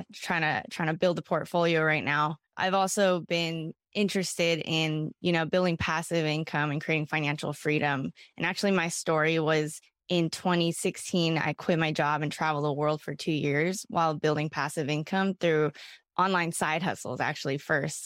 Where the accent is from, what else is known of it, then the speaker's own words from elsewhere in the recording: Bay Area, California, United States; I was from the Bay Area